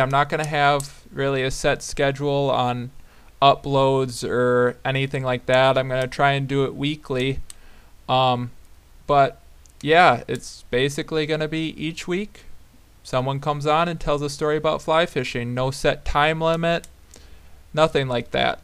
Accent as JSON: {"language": "English", "town": "Black Earth", "region": "Wisconsin", "country": "United States", "tie": "born or raised there", "said": "I grew up in Black Earth, Wisconsin"}